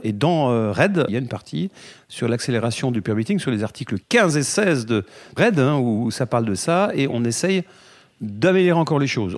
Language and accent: French; France; on est français